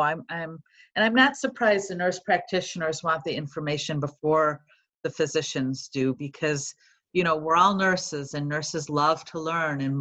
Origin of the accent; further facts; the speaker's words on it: Chicago, Illinois, United States; accent: Chicago; moved away as an adult; now in Cincinnati, United States; I've been a Chicago girl all my life, if you haven't been able to tell from my accent